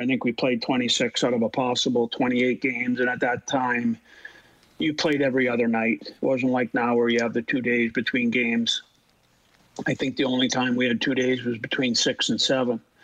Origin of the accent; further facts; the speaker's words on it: Canada; being Canadian